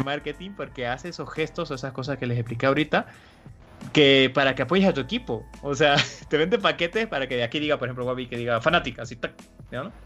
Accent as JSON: {"language": "Spanish", "country": "Bolivia", "said": "yo soy de Bolivia"}